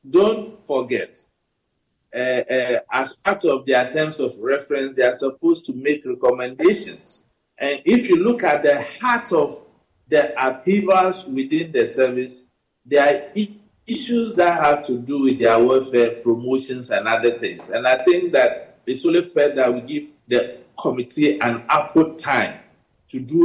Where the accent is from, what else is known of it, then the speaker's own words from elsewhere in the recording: Savelugu, Northern Region, Ghana; I come from Sabuba in the northern region